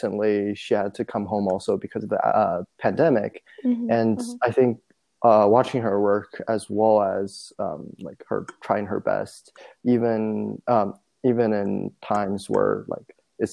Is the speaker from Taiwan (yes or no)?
no; China; moved away; growing up, I grew up in China